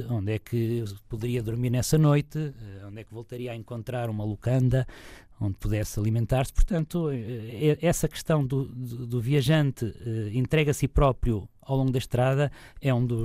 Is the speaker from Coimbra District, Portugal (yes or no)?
yes; Figueira da Foz, Coimbra District, Portugal; na minha cidade natal, onde ainda hoje vivo. Portanto, a nossa Figueira da Foz.